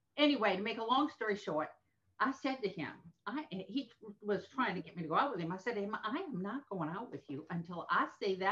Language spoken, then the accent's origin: English; New Orleans, Louisiana, United States; moved away as an adult; now in Tampa, United States; Born and raised in New Orleans